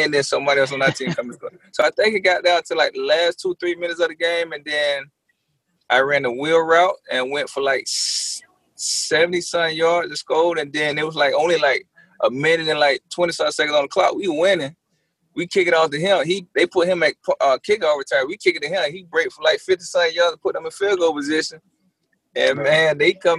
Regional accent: Miami, Florida, United States; born or raised there

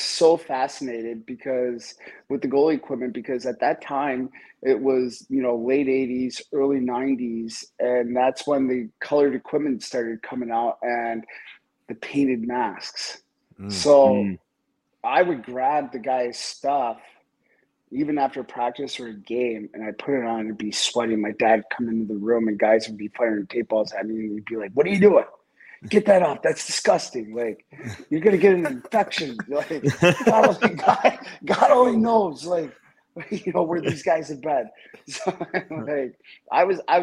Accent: upstate New York, United States; my hometown in upstate New York

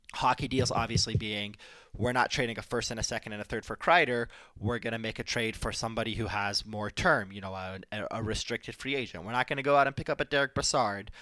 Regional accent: Detroit, Michigan, United States; I grew up in Detroit

